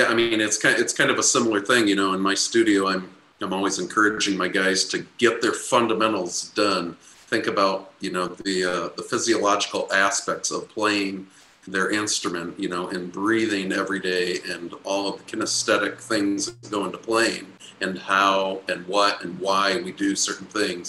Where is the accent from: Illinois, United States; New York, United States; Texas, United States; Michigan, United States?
Michigan, United States; now in Miami, United States; I'm a Michigan boy